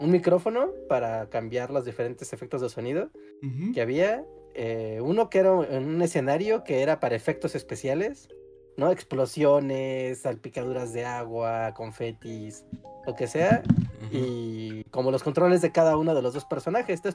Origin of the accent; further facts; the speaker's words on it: Mexico; si somos mexicanos